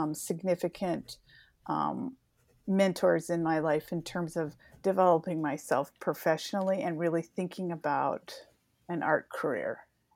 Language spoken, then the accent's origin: English; Chelan, Washington, United States; also born or lived in Seattle; but I was born in Seattle, Washington, and lived a few places before my family landed in Chelan, Washington, where I grew up.